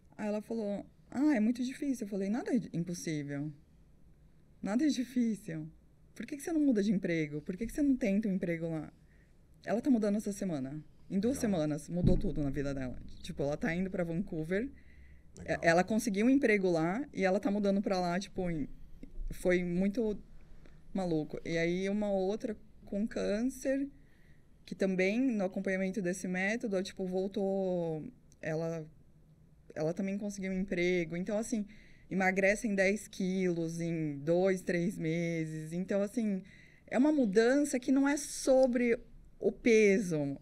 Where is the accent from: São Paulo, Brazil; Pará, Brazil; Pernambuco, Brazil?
São Paulo, Brazil; Sertãozinho; also born or lived in Cafelândia; eu sou de Cafelândia, fui criada em Sertãozinho